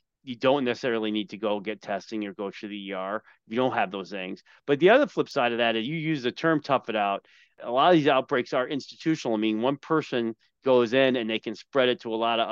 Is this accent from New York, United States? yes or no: yes; Long Island, New York, United States; I grew up on Long Island